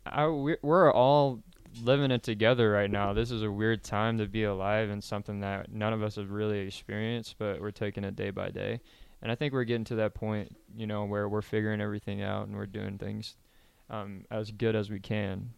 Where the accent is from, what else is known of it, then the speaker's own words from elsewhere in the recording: Kansas, United States; now in Lincoln, United States; I grew up in Kansas on a ranch